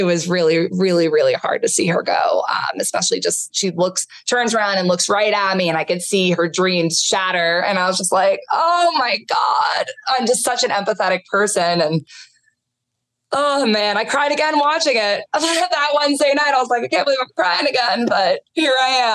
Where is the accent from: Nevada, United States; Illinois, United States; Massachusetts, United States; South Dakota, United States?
Massachusetts, United States; Boston; We're both from Boston area